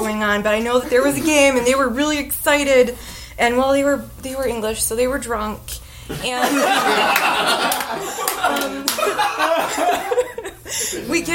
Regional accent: United States; I'm American

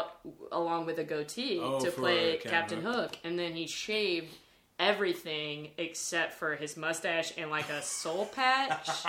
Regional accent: Lancaster, South Carolina, United States; When we moved to Lancaster, South Carolina, my hometown where my dad still lives. Or where my parents still live.

